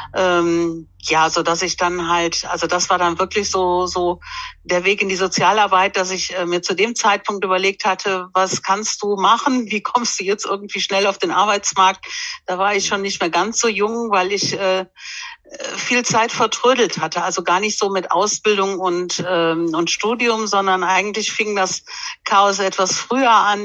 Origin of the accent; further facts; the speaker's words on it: Erpel, Rhineland-Palatinate, Germany; now in Bonn, Germany; aber ursprünglich komme ich aus, äh, Rheinland-Pfalz